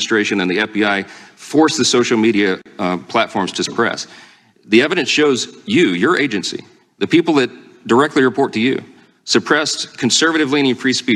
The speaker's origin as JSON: {"language": "English", "region": "Louisiana", "country": "United States", "said": "my home state of Louisiana"}